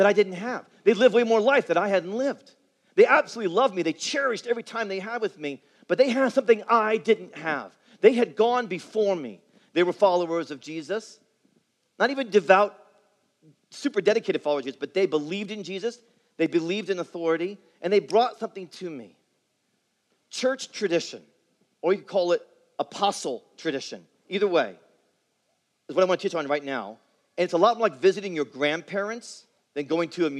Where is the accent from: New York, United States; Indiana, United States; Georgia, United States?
Indiana, United States; Indianapolis; growing up in Indianapolis, where I grew up